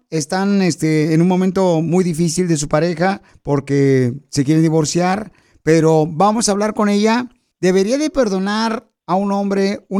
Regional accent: Veracruz, Mexico; now in Fort Worth, United States; Cambió porque aquí venimos de Veracruz a Forward, Texas, Estados Unidos.

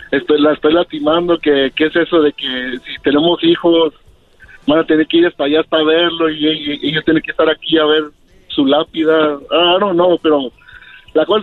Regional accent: Zacatecas, Mexico; moved away; mi último deseo es que me enterraran pues en, mi pueblo en Zacatecas

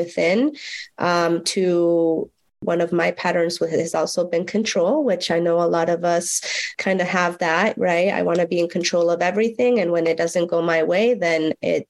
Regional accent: Mexico; moved away; growing up in Mexico, in a very rural, it was a ranch.

